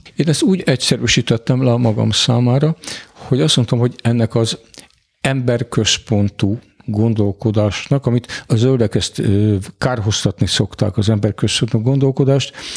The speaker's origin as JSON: {"language": "Hungarian", "country": "Hungary", "said": "magyarok vagyunk"}